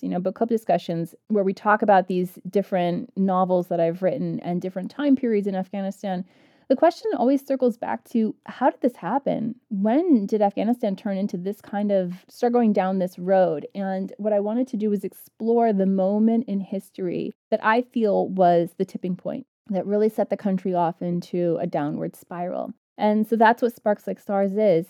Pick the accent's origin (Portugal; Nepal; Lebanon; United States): United States; I grew up in the United States with a mom who had graduated from Kabul University